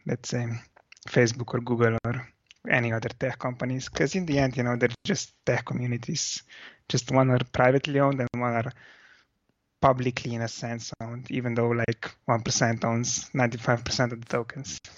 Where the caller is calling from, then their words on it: Slovenia; I'm calling from Slovenia.